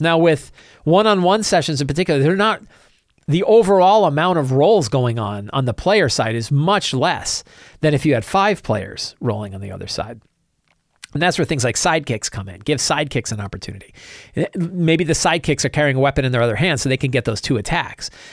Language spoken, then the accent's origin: English; Virginia, United States; I'm from Virginia as well